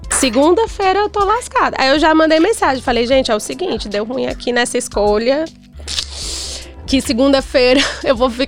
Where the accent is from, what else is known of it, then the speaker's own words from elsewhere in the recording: Brazil; a única brasileira no bar